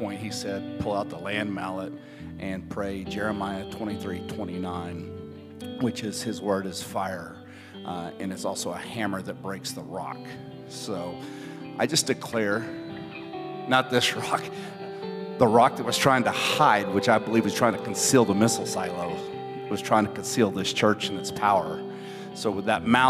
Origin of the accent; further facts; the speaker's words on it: Texas, United States; we're from Texas